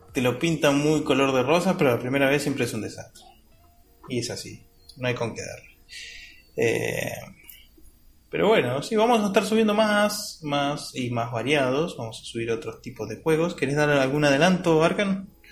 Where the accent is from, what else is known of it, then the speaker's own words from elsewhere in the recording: Argentina; soy argentino